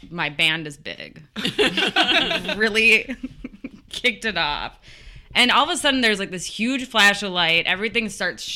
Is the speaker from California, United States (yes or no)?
no; Edina, Minnesota, United States; I grew up in Edina, Minnesota